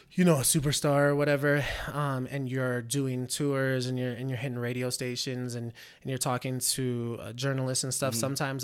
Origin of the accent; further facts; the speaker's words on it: Reno, Nevada, United States; also born or lived in Bay Area, United States; I'm from the Bay Area. So, yeah. but I mean, I've been in Reno since I was five.